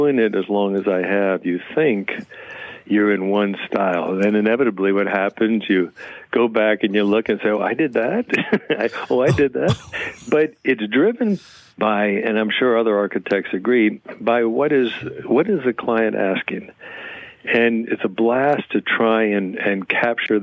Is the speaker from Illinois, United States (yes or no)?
yes; Chicago, Illinois, United States; now in Kingston, United States; I grew up in Chicago on the South Side